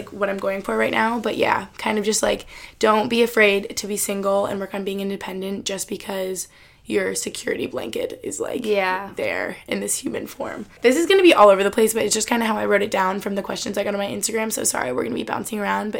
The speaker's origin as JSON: {"language": "English", "town": "New York City", "region": "New York", "country": "United States", "tie": "born or raised there", "lives_now": "Boston, United States", "said": "Like, like I said, growing up in New York City or, like, me being in Boston"}